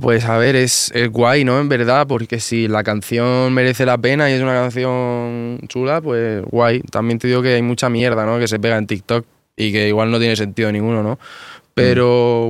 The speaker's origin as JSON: {"language": "Spanish", "town": "Murcia", "region": "Region of Murcia", "country": "Spain"}